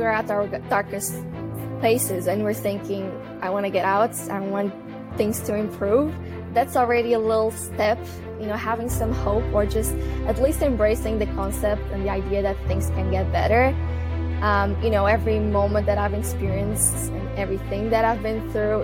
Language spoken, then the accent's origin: English; Portugal; moved away as an adult; also born or lived in United Kingdom / Netherlands; I'm originally from Portugal, but I moved to the UK when I was 18